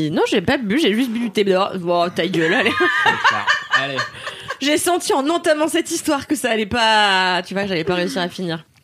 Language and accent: French; France; also born or lived in Mauritius; moi aussi je suis française et mauricienne